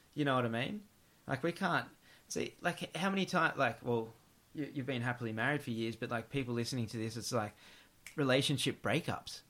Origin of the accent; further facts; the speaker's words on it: Gold Coast, Queensland, Australia; growing up in the Gold Coast